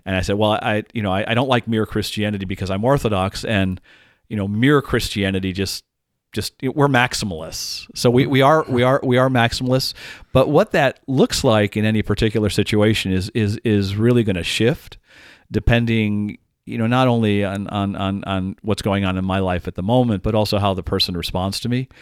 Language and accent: English; Dallas, Texas, United States; now in Madison, United States; I'm originally from Dallas, and I learned to drive in Dallas